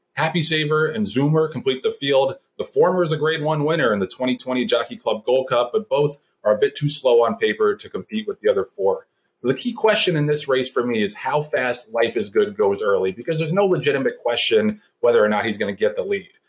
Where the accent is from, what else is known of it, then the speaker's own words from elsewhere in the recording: New York City, New York, United States; I'm from Brooklyn